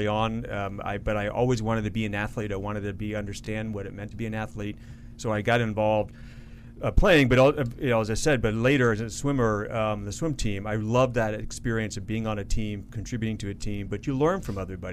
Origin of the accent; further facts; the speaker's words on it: Fort Myers, Florida, United States; also born or lived in Zambia / Puerto Rico; I was born in Zambia, then I lived in Puerto Rico, and then I grew up in Fort Myers, Florida.